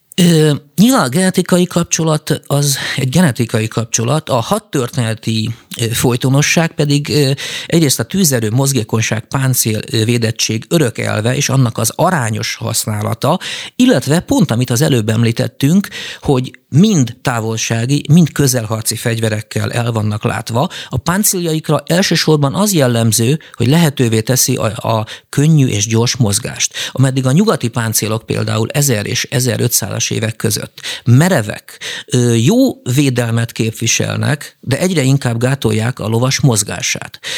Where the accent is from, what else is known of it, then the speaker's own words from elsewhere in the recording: Hungary; Magyarországról magyarok vagyunk